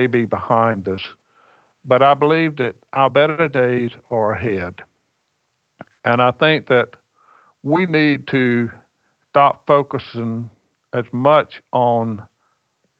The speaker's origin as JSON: {"language": "English", "area": "Scotland County", "region": "North Carolina", "country": "United States", "said": "we're in Scotland County because we are descendants of the first Highland Scots settlement in North Carolina"}